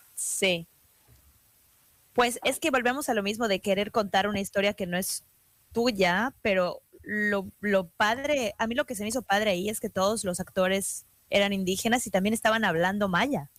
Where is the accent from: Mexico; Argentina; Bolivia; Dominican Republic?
Mexico; yo como mexicana